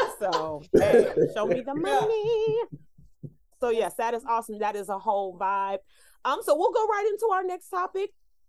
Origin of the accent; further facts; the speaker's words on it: Detroit, Michigan, United States; I'm from Detroit, and I got the Lions to compete